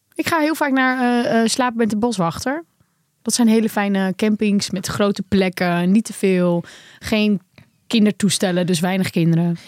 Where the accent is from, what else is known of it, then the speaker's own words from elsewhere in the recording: Netherlands; Wij zijn Hollanders